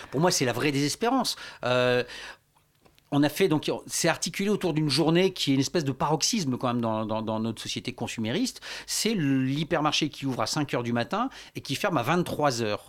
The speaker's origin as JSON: {"language": "French", "town": "Lille", "region": "Hauts-de-France", "country": "France", "said": "moi, je suis, j'étais, donc je viens de Lille"}